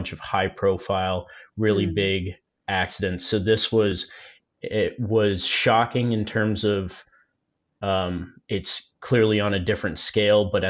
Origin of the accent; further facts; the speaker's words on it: Worcester, Massachusetts, United States; I'm from Worcester, Massachusetts